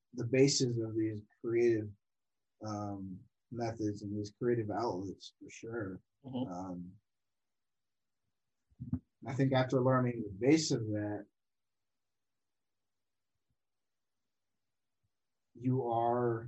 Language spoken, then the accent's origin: English; Watertown, Massachusetts, United States; I grew up in Watertown, Massachusetts